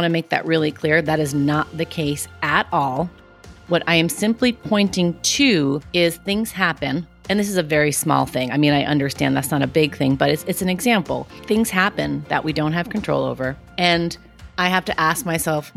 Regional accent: New York City, New York, United States; I'm from Queens. I'm Italian

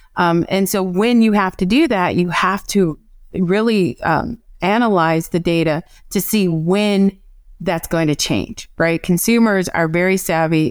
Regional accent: Evanston, Illinois, United States; also born or lived in North Carolina; now in California, United States; I'm from Evanston, Illinois

